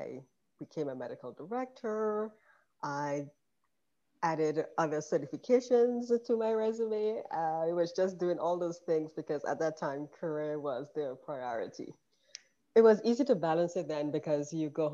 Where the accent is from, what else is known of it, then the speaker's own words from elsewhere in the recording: Grenada; moved away as an adult; also born or lived in New York / Philadelphia; now in Georgia, United States; I grew up in Grenada in the Caribbean, and I came here for medical school